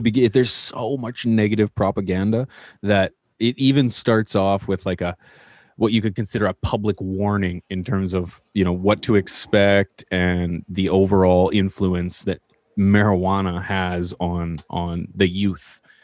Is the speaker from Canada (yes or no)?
yes; Canada; as Canadian